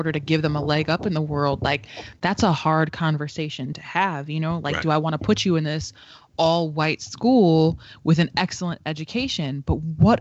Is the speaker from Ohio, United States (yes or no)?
no; Waterbury, Connecticut, United States; Growing up in Waterbury, going to a public school, even if it was shitty education, I was around niggas that looked like me